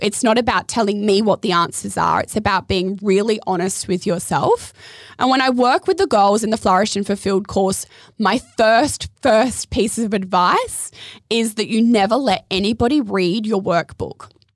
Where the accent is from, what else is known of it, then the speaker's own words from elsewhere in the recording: Adelaide, South Australia, Australia; moved away as an adult; also born or lived in Surfers Paradise, Queensland; now in Gold Coast, Australia; Growing up in Adelaide